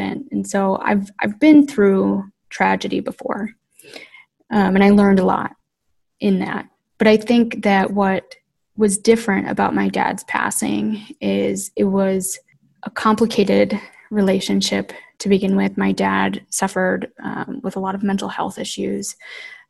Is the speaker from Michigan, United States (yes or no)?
yes; Flint, Michigan, United States; growing up in Michigan in particular, in Flint in particular, most of my family worked for what we call the big three automakers